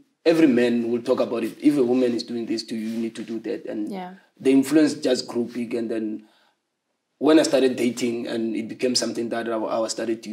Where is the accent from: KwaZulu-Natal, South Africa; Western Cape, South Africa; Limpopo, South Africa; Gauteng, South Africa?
Gauteng, South Africa; Soshanguve; also born or lived in Harangua; I was born in Harangua, but later moved to Soshanguve when I was 8 years old